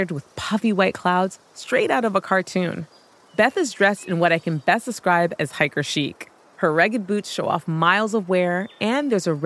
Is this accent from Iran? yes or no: no; Toronto, Ontario, Canada; moved away as an adult; also born or lived in China; I am from Toronto, Canada